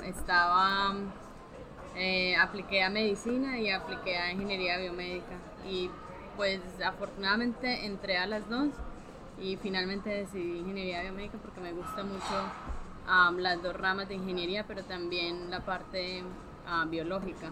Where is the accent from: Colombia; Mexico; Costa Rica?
Colombia; Medellín, Antioquia; moved away as an adult; now in Ohio, United States; nosotros venimos de Colombia, los dos somos de Medellín